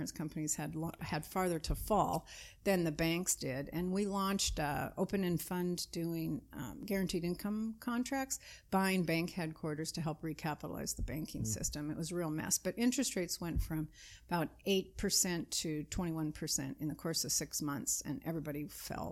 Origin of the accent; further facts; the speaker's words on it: Spokane, Washington, United States; moved away as an adult; also born or lived in Boston / San Francisco; now in Canada; I was raised in Washington State on the eastern edge of the state, not too far from Calgary, in the city of Spokane